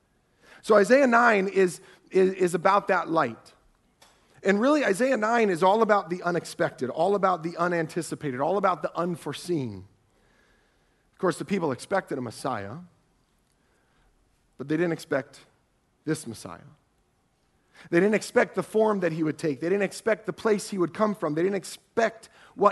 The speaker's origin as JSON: {"language": "English", "region": "Ohio", "country": "United States", "said": "I'm from Ohio"}